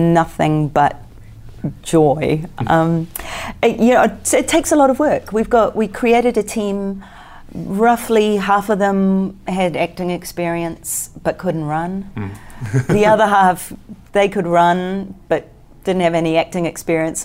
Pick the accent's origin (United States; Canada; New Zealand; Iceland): New Zealand; I come from New Zealand